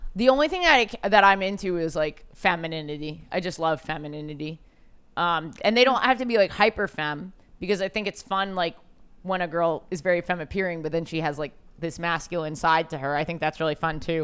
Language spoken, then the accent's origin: English; New York City, New York, United States; As a New Yorker